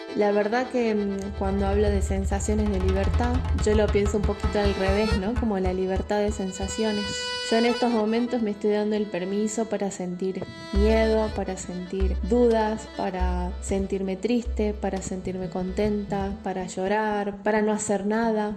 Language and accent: Spanish; Salta, Argentina; moved away as an adult; now in Goa, India; soy de Salta, Argentina